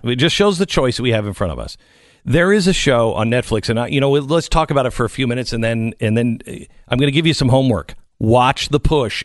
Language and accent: English; Seattle, Washington, United States; I grew up in Seattle.